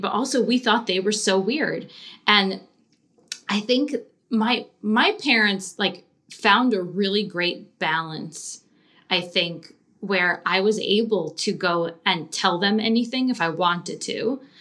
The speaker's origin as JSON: {"language": "English", "area": "Long Island", "region": "New York", "country": "United States", "tie": "born or raised there", "said": "I grew up on Long Island"}